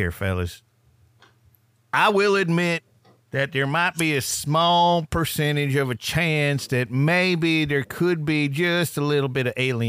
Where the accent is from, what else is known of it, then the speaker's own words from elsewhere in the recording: Massachusetts, United States; I'm actually not from New Jersey. I am from Massachusetts.